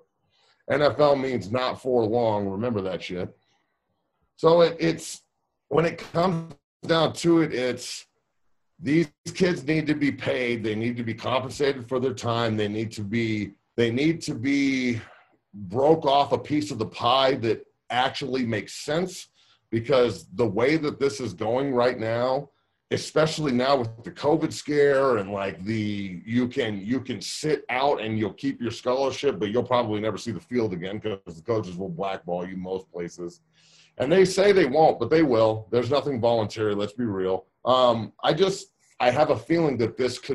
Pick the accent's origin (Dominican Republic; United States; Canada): United States; Denver, Colorado; a guy that I grew up watching here in Denver